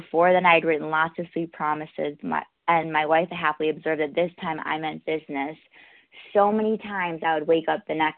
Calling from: New York, United States; I'm calling from New York

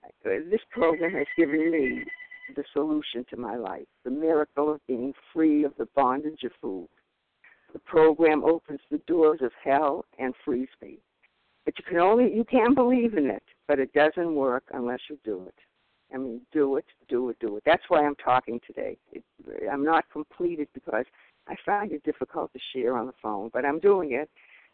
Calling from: Marblehead, Massachusetts, United States; I'm calling from Marblehead, Massachusetts.

